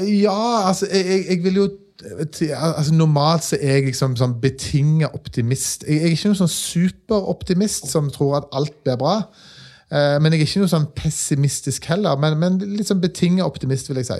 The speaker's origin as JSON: {"language": "Norwegian", "town": "Stavanger", "region": "Rogaland", "country": "Norway", "said": "Jeg er fra Stavanger"}